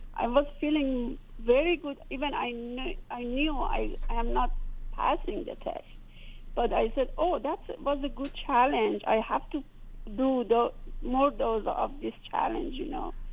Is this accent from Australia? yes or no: no; Iran; moved away as an adult; now in United States; I came from Iran